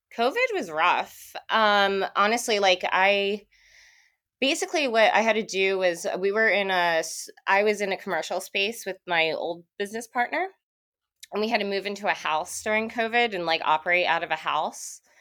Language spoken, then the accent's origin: English; New Jersey, United States; moved away as an adult; now in California, United States; I'm actually from Jersey.